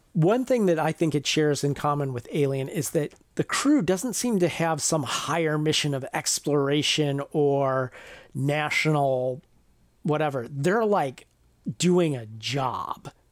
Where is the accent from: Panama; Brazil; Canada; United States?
United States; near the Ohio River, Ohio River Valley; I grew up near the Ohio River